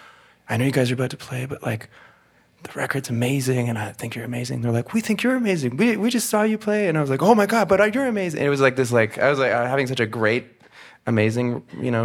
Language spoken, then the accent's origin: English; Ontario, Canada; accent: Franco-Ontarian; moved away; also born or lived in Montreal; I grew up speaking Franco-Ontarian